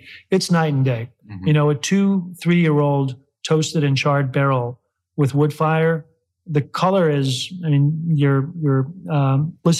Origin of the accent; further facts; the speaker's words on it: Chicago, Illinois, United States; now in Kentucky, United States; Illinois being my hometown of Chicago, and then Kentucky being our hometown here.